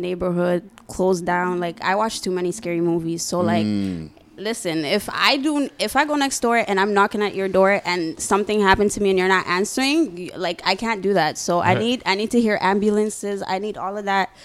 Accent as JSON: {"language": "English", "town": "Toronto", "region": "Ontario", "country": "Canada", "tie": "born or raised there", "said": "I'm from Toronto"}